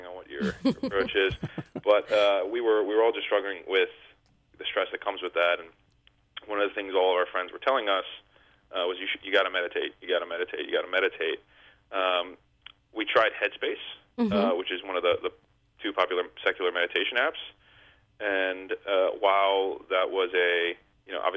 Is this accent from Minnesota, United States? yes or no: no; Harrisburg, Pennsylvania, United States; I grew up in Harrisburg, Pennsylvania